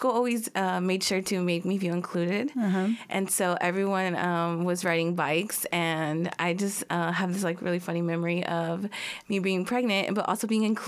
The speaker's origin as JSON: {"language": "English", "region": "Northwest Arkansas", "country": "United States", "said": "I'm from Northwest Arkansas"}